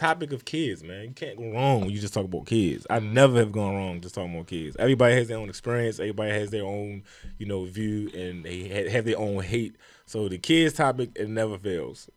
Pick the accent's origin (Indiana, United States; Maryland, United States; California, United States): Maryland, United States; Baltimore; I'm from Baltimore